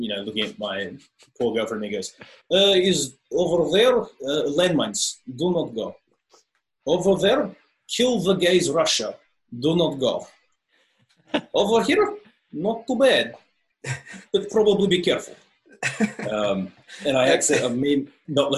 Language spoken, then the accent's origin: English; Australia; accent: Australian; I'm Australian